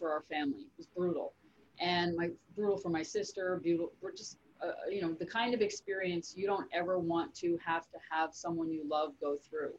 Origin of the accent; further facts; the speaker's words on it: Canada; I'm from Canada